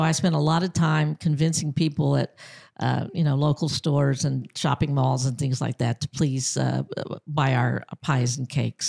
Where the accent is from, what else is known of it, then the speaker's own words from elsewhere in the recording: Angleton, Texas, United States; now in Americus, United States; am from Texas. I was uh, born in um, Angleton, Texas, which was a small Texas town on the Gulf Coast